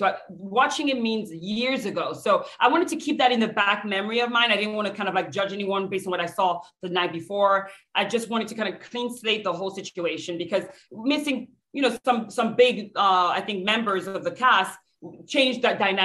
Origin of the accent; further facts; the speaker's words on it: France; now in United States; I'm from France.